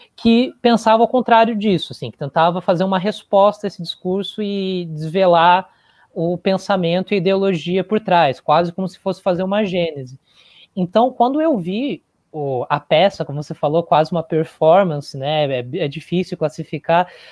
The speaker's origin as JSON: {"language": "Portuguese", "town": "Joinville", "region": "Santa Catarina", "country": "Brazil", "also_born_or_lived": "Curitiba", "moved": "as an adult", "said": "eu sou de Joinville"}